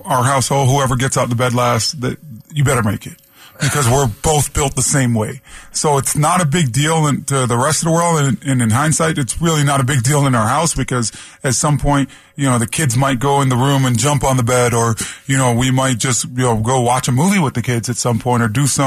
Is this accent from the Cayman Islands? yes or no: no; Toronto, Ontario, Canada; I played floor hockey growing up in Toronto a ton